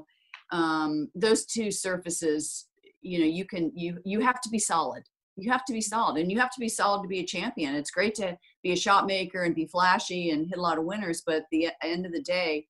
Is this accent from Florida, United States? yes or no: yes; Florida, United States; I was brought up on clay in Florida